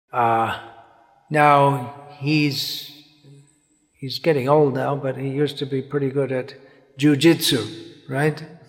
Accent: England, United Kingdom; growing up in England

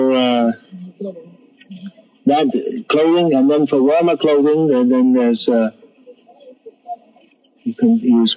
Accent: England, United Kingdom; when I was a kid growing up in England

